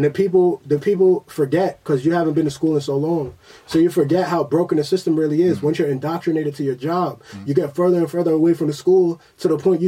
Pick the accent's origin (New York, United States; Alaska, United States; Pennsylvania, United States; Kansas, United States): New York, United States; Queens; When I was younger, like, and I'm from Queens, so mm-hmm. we from that house party.